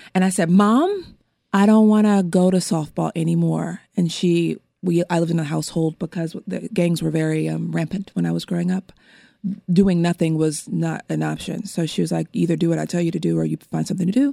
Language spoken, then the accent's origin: English; Los Angeles, California, United States; I was born and raised in an area of Los Angeles in Windsor Hills, View Park, Baldwin Hills, Ladera Heights area